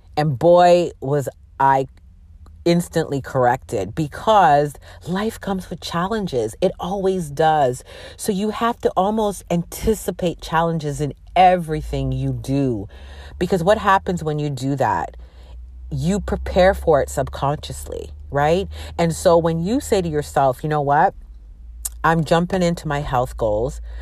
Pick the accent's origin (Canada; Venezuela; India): Canada; also born or lived in Jamaica (ancestry); I'm from Jamaican descent. My parents are from Jamaica, and they migrated, uh, to Canada, and that's where I was born